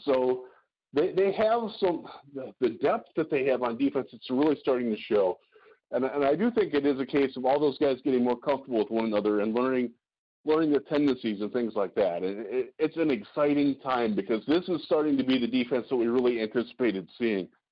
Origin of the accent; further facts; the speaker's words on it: Cleveland, Ohio, United States; I'm from, I'm from Cleveland